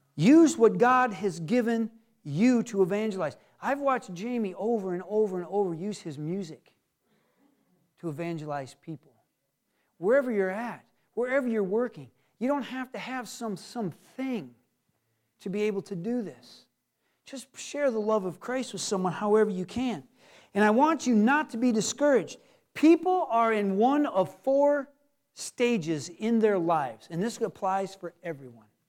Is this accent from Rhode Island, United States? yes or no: no; Michigan, United States; we're from Michigan